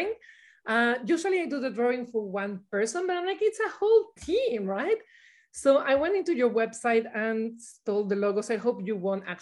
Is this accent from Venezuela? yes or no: yes; Venezuela; moved away; I grew up in Venezuela